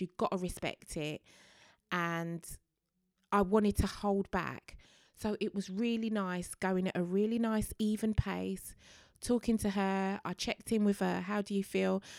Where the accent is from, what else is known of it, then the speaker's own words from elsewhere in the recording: London, United Kingdom; a Londoner born and bred